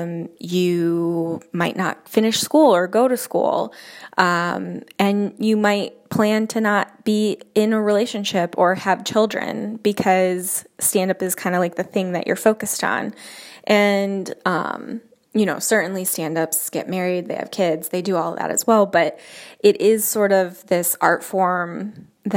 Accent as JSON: {"language": "English", "town": "Jamestown", "region": "New York", "country": "United States", "also_born_or_lived": "Chicago, Illinois / Denver", "moved": "as an adult", "said": "I am from Jamestown, New York, and I went to college in Chicago, Illinois."}